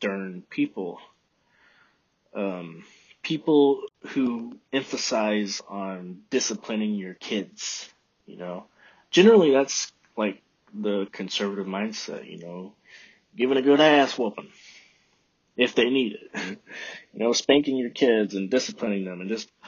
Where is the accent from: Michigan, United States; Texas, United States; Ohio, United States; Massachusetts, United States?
Texas, United States; moved away; I'm from Texas